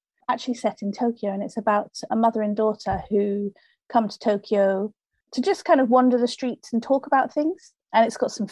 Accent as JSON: {"language": "English", "area": "Buckinghamshire", "region": "South East England", "country": "United Kingdom", "tie": "born or raised there", "also_born_or_lived": "Harrow, London / York / London / Japan", "moved": "as an adult", "said": "I was born in North London in Harrow, and then grew up in Buckinghamshire"}